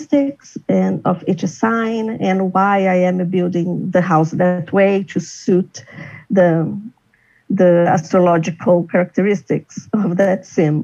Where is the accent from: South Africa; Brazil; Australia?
Brazil; also born or lived in São Paulo; I'm from Brazil. I live in São Paulo